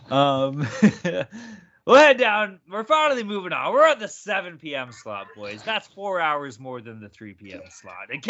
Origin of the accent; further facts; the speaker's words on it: Boston, Massachusetts, United States; accent: Boston; Number one, my Boston accent is fucking fantastic.